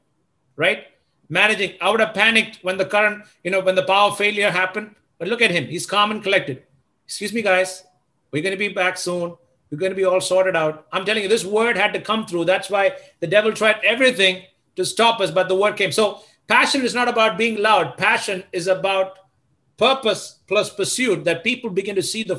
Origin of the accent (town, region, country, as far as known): Delhi, India